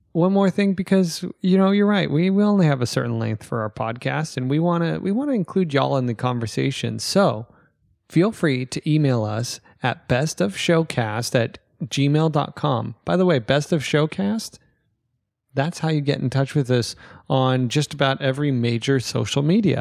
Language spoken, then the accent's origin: English; United States; I'm American.